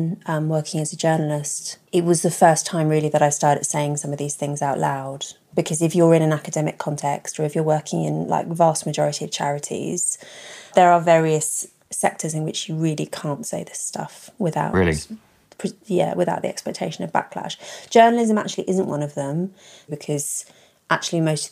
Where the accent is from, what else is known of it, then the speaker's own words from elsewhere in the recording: London, United Kingdom; I grew up in London.